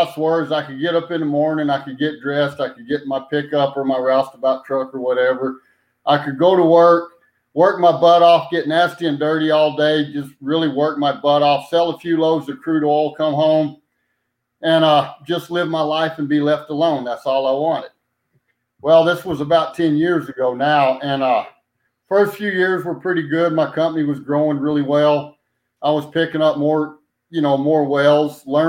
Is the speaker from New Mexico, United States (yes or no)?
yes; Roswell, New Mexico, United States; born or raised there; also born or lived in Hobbs, New Mexico / Clovis, New Mexico / Portales, New Mexico / Ruidoso, New Mexico